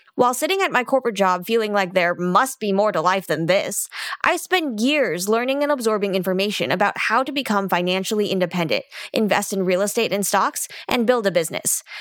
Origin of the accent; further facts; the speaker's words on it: United States; me growing up in the United States